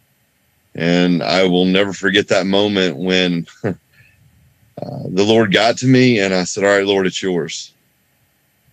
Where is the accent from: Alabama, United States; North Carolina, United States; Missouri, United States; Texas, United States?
North Carolina, United States; I grew up here in North Carolina, where I still live.